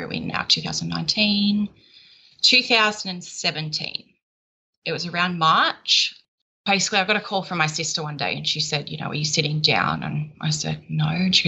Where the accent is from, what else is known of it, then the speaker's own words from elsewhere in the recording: Sydney, New South Wales, Australia; I'm from Sydney in Australia. Well, I'm about an hour out of Sydney